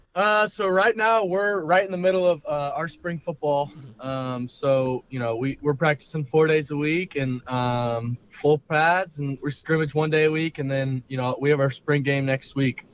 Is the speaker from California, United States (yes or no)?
no; Westlake, Austin, Texas, United States; Growing up in Westlake